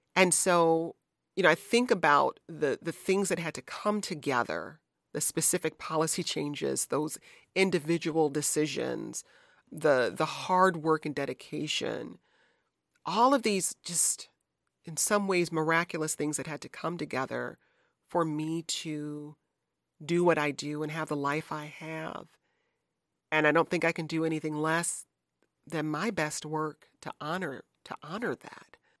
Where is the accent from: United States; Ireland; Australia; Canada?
United States; Michigan; also born or lived in Chicago; now in Washington, D.C., United States; my home state of Michigan